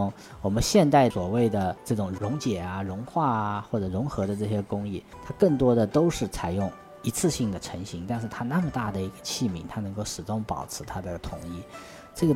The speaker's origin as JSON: {"language": "Chinese", "country": "China", "said": "地理啊，其实我们中国人对于地理最早叫禹贡九州。"}